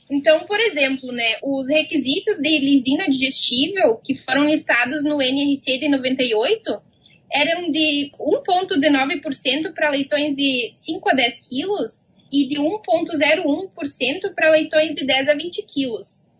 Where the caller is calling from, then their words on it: Manhattan, Kansas, United States; Estou em Manhattan, no Kansas.